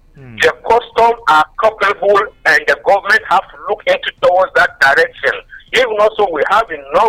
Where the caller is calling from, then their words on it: Rwanda; I'm calling from Rwanda.